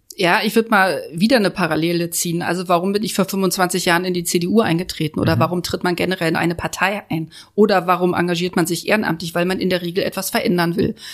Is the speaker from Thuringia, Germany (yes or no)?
no; Berlin, Germany; Und ich als Neuköllnerin ähm, bin ja auch groß geworden in der Hasenheide.